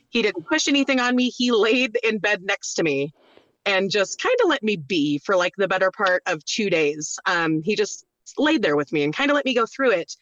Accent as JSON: {"language": "English", "town": "Norco", "region": "California", "country": "United States", "tie": "born or raised there", "also_born_or_lived": "Roseburg, Oregon / Mammoth, California", "moved": "as an adult", "said": "I was born in Roseburg, Oregon, but I grew up in Norco, California"}